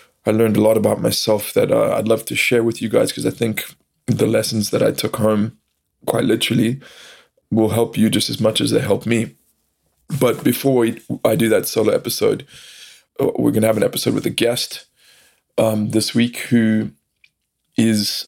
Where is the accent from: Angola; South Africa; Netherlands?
South Africa; now in United States; I live in America now, but I'm originally from South Africa